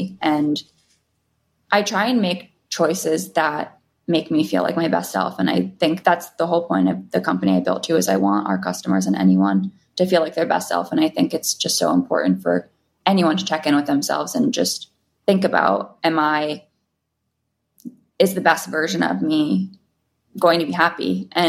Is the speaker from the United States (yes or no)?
yes; New York City, New York, United States; I was definitely drinking at 18. I was a kid in New York City.